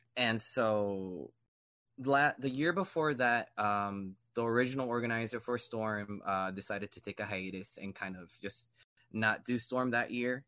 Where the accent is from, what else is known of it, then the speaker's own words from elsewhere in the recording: Miami, Florida, United States; growing up in Miami